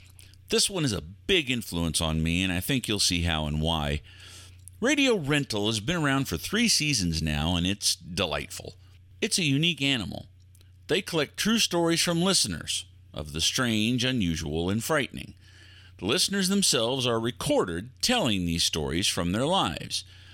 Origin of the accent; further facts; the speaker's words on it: Texas, United States; I'm a Texan. I love dogs.